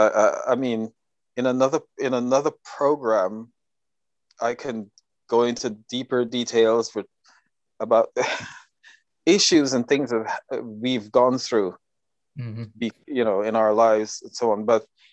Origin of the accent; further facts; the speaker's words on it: Guyana; So growing up in Guyana, you are you know, we did nothing else but that.